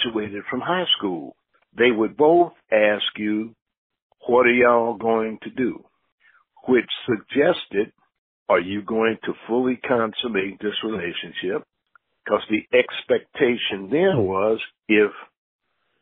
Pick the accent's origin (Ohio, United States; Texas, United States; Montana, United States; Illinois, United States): Ohio, United States; Dayton Street; I grew up on Dayton Street